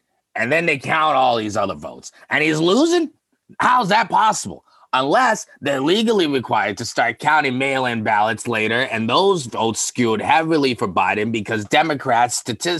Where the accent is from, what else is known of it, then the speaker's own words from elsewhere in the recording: Wyoming, United States; I'm from Wyoming.